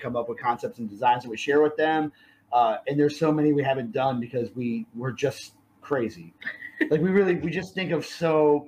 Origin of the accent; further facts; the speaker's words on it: East Coast, United States; moved away as an adult; now in Texas, United States; growing up in East Coast